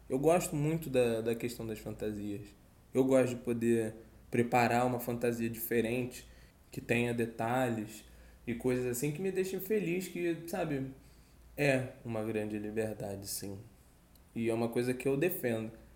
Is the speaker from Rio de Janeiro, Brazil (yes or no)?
yes; Rio de Janeiro, Brazil